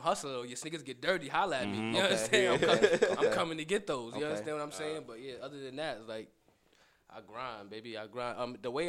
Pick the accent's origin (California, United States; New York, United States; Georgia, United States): New York, United States; New York City; moved away; I'm from Southside, Jamaica, Queens, man. Originally from Southside, Jamaica, Queens. I done moved all around now, but. Yeah, that's the stomping grounds right there. That's home. So yeah, that's where I'm from.